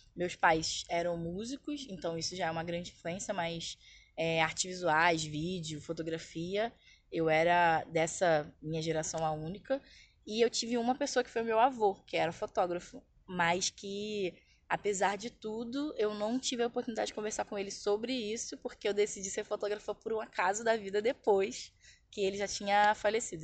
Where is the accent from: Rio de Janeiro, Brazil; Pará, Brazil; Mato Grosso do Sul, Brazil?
Rio de Janeiro, Brazil; São João de Meriti; moved away as an adult; also born or lived in Lapa, Rio de Janeiro; now in Rio de Janeiro, Brazil; atualmente eu moro na Lapa, mas eu fui criada na Baixada Fluminense